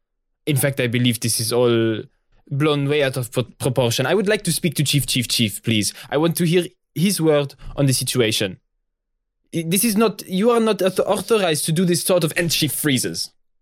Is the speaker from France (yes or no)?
yes; France; I am from France.